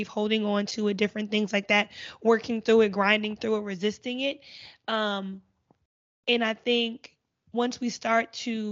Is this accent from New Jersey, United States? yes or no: yes; New Jersey, United States; moved away; I'm from Jersey. When I went back home